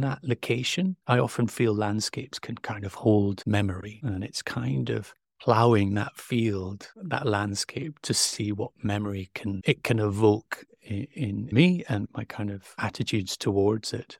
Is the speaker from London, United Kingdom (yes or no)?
no; Stromness, Scotland, United Kingdom; I grew up a stone's throw from the North Sea